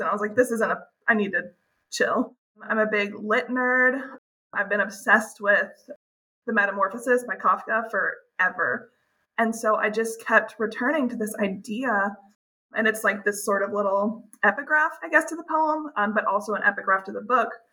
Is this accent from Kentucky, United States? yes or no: no; Birmingham, Alabama, United States; moved away as an adult; also born or lived in West Coast; I'm from Alabama originally, so I, I was very far from home, far from my family